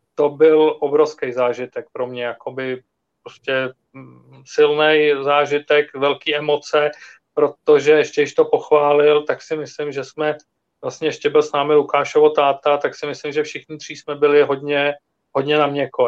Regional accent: Czechia

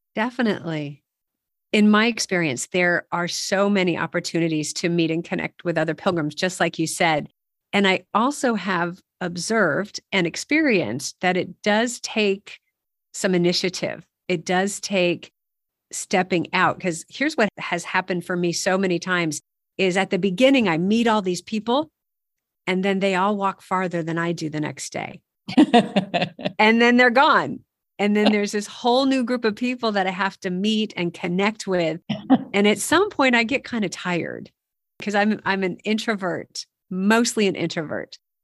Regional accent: United States; we're both from the United States

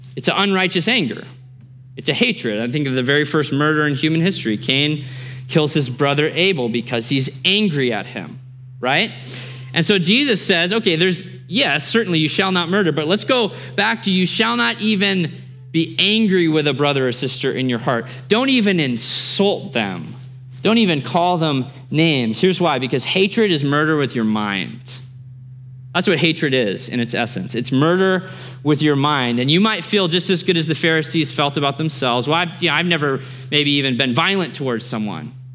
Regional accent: Alaska, United States; moved away; also born or lived in Australia / Idaho; I grew up in Alaska, Alaska, the last frontier, lots of guns, lots of hunting, lots of military bases up there

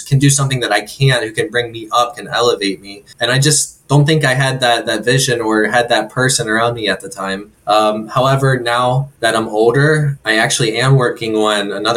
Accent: Pennsylvania, United States; also born or lived in Bloomsburg, Pennsylvania; about an hour north of central PA. That was around my hometown area

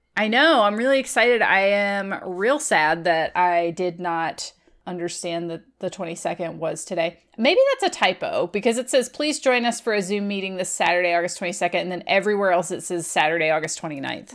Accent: Virginia, United States; I'm from Virginia

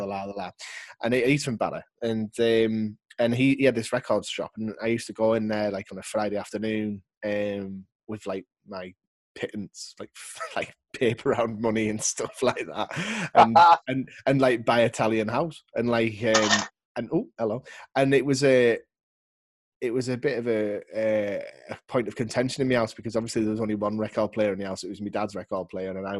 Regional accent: Barrow-in-Furness, North West England, United Kingdom; moved away; I'm originally from the Northwest, from a place called Barrow in Furness

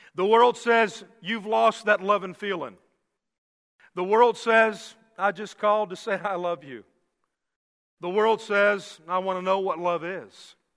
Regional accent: Miami, Florida, United States; I grew up in Miami going fishing down on the Keys

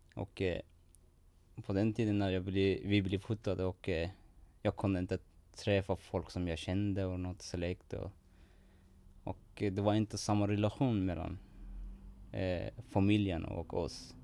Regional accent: Iran; Swedish is a second language; now in Sweden; det var svårt ganska att leva där i Iran och var, jag hade ingen framtid där

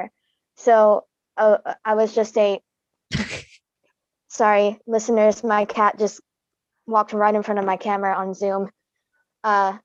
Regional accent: Alabama, United States; I was born in Alabama, raised here

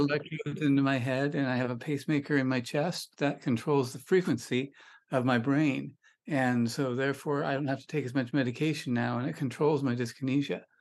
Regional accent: Sonoma County, California, United States; also born or lived in Pebble Beach, California; I grew up in Sonoma County, which is north of San Francisco in California

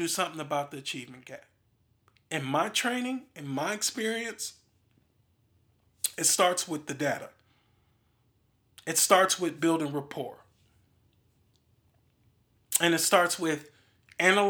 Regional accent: Milwaukee, Wisconsin, United States; I'm from Milwaukee, Wisconsin.

